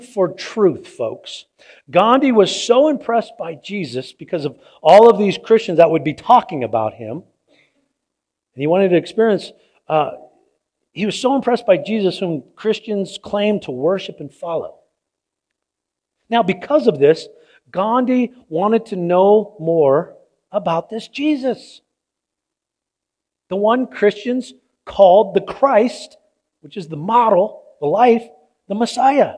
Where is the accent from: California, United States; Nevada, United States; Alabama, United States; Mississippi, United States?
California, United States; San Diego; I grew up in San Diego